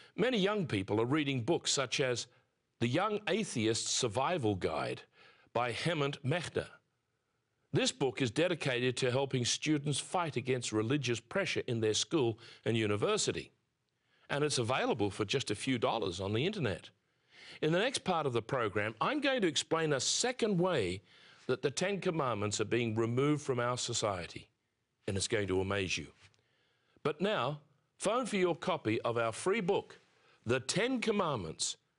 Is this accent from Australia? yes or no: yes; near Sydney, New South Wales, Australia; I was born near Sydney, Australia, soon after the Second World War.